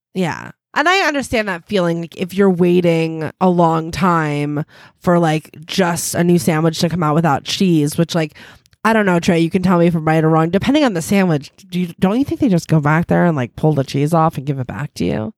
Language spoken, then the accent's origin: English; United States